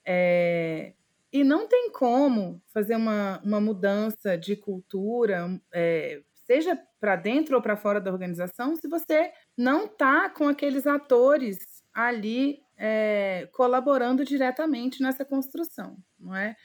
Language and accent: Portuguese; Alexânia, Goiás, Brazil; also born or lived in Brasília; eu atualmente falo com vocês de um povoado de cerca de 3 mil habitantes, que é onde eu basicamente passei boa parte da minha infância e da minha adolescência